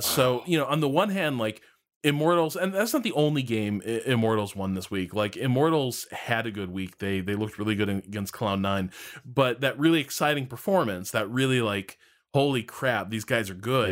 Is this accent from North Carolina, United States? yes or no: no; Chicago, Illinois, United States; we're both from Chicago.